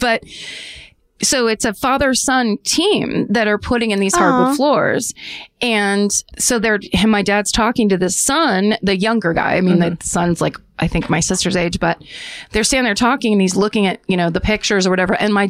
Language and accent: English; Petaluma, California, United States; moved away